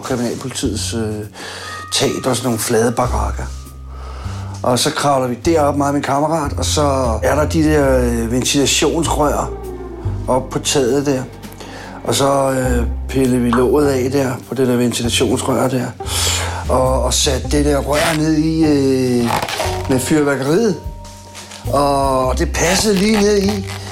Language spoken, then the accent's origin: Danish; Copenhagen, Capital Region of Denmark, Denmark; Jeg kommer fra Christiania. Jeg boede derude i 20 år